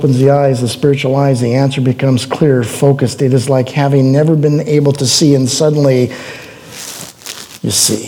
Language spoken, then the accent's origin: English; Oregon, United States; I'm from Oregon